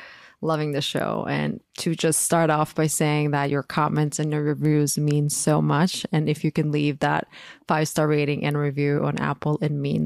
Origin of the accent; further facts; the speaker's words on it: Croatia; moved away as an adult; now in United States; I'm born and raised in Croatia, I moved to the US when I was 22